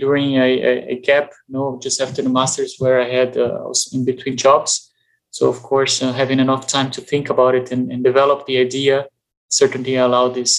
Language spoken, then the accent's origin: English; Brazil; also born or lived in New Zealand / South Africa / Mozambique / Spain; now in Berlin, Germany; I come from Brazil. I'm currently based in Berlin in Germany